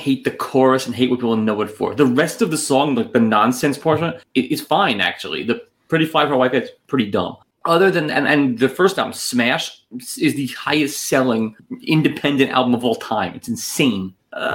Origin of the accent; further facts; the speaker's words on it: New York City, New York, United States; I'm from born and raised in Manhattan. I'm urban.